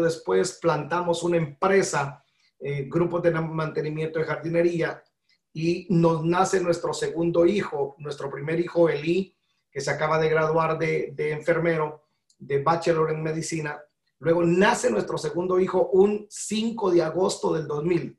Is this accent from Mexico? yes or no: no; Guatemala; moved away as an adult; now in Georgia, United States; Nacionalidad guatemalteca, nací en 1973 en el país de la eterna primavera